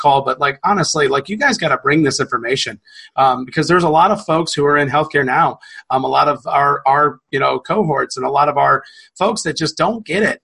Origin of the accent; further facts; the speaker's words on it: the South, United States; we're from the South.